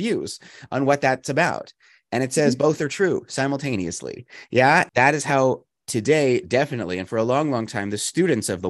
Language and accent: English; Canada; also born or lived in United States; I'm Canadian, but I'm also American